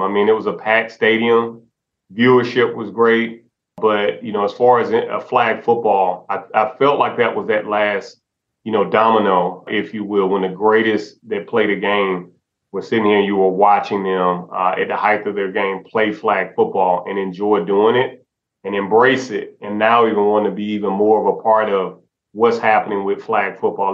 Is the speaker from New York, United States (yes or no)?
no; Alabama, United States; my my home state of Alabama